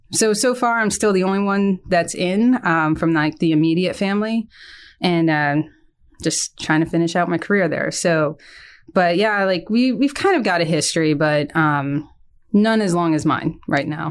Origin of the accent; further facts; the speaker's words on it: Hopewell Junction, New York, United States; I'm from New York, about an hour and a half north of New York City. Um, I went to high school at John Jay, uh, High School in Hopewell Junction, New York